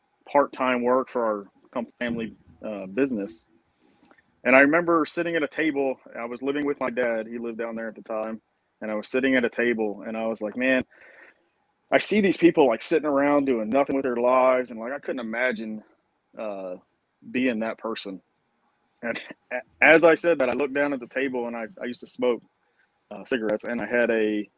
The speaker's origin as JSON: {"language": "English", "area": "Eastern Shore", "region": "Maryland", "country": "United States", "tie": "born or raised there", "moved": "as an adult", "lives_now": "Brunswick, Georgia, United States", "said": "I grew up on the Eastern Shore in Maryland, where it's, you think Maryland, you think Baltimore and DC and all that, but the Eastern Shore is very rural still to this day."}